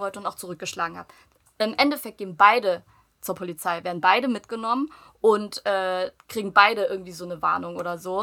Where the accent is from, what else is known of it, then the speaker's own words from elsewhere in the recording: Germany; ich bin komplett dort aufgewachsen